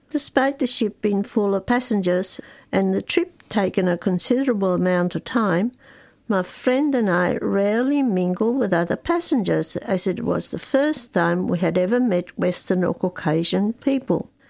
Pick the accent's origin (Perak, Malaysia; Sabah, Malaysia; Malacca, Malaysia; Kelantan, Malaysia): Malacca, Malaysia; I'm the second of eight children, and while I was born and raised in Malaysia, a multi ethnic country, I never considered myself to be Malaysian, but because of my Chinese heritage, I always proudly identified myself as part of the Chinese diaspora.